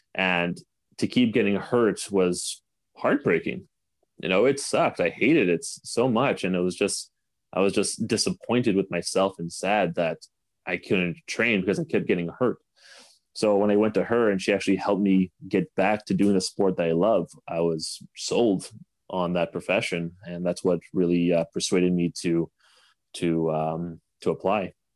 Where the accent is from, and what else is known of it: Canada